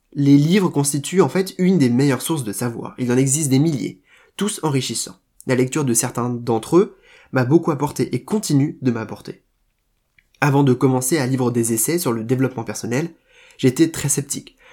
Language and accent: French; Rennes, Brittany, France; moved away as an adult; now in Paris, France; j'ai quitté Rennes pour Paris